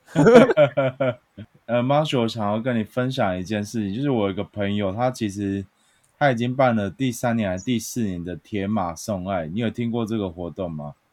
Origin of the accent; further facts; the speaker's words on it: Chiayi, Taiwan; 我的家乡嘉义